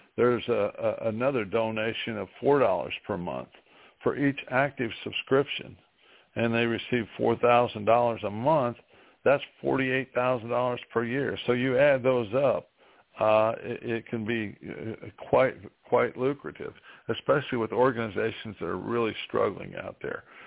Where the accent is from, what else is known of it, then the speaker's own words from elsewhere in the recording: New Castle, Indiana, United States; in my hometown of Newcastle, Indiana, in East Central Indiana